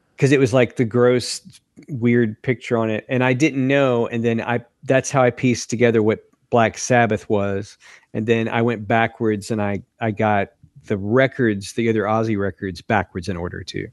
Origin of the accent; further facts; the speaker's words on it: Lewisburg, Tennessee, United States; my hometown in Lewisburg, Tennessee.